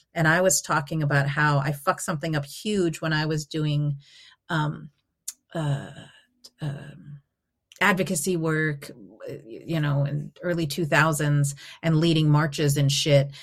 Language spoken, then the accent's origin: English; Albuquerque, New Mexico, United States; moved away as an adult; also born or lived in Eugene, Oregon; I grew up in Albuquerque, New Mexico